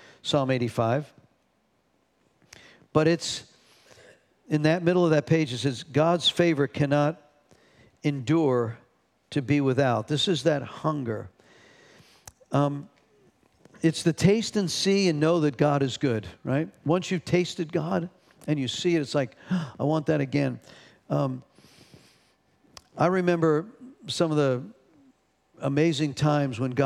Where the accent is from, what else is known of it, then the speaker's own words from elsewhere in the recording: North Carolina, United States; we're not from New York. We're from North Carolina